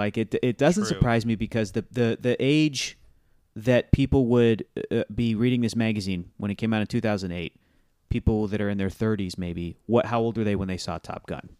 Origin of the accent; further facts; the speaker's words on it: United States; as an American